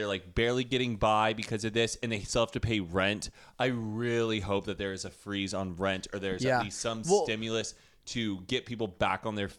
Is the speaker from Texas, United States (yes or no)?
yes; Texas, United States; I knew he was from Texas. I was so funny after it. I was like, Adam, where are you from? And he was like, Texas. And I'm like, me too?